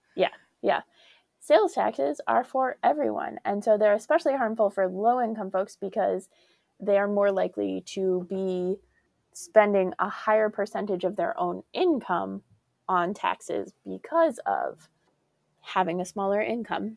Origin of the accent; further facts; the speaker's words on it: Colorado, United States; growing up in Colorado